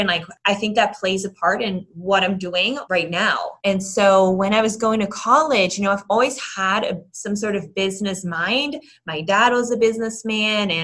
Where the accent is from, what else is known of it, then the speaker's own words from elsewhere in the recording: Netherlands; also born or lived in Ireland; now in United States; So my family actually grew up in Europe. And so really the first half of my life I spent in the Netherlands and in Ireland.